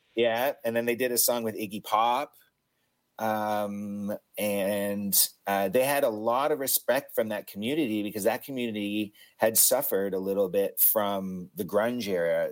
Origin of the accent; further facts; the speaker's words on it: Hamilton, Ontario, Canada; three white guys from my hometown of Hamilton